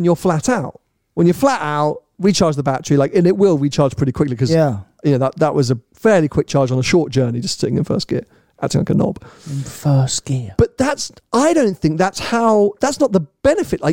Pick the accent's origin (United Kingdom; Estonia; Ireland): United Kingdom; as a British